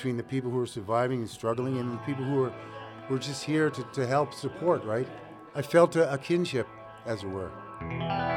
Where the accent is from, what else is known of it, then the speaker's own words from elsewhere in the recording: Nova Scotia, Canada; I grew up in the Nova Scotia Home for Colored Children.